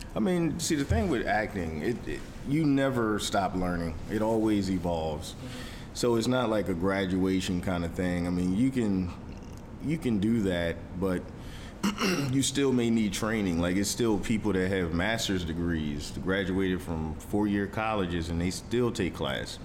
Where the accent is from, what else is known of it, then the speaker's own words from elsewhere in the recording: Philadelphia, Pennsylvania, United States; I'm from Philly